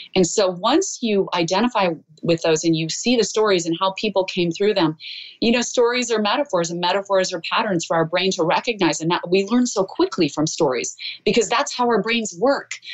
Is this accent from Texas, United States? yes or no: no; Idaho, United States; moved away; I'm a girl from Idaho